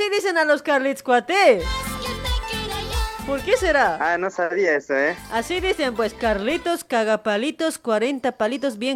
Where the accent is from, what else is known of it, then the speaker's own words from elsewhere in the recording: La Paz, Bolivia; now in Argentina; Sí, sí, yo soy de La Paz y vivo acá en Argentina